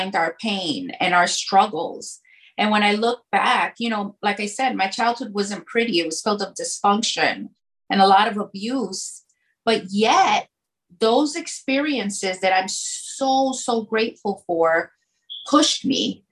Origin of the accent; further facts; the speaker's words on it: New York City, New York, United States; I grew up in the South Bronx on 135th Street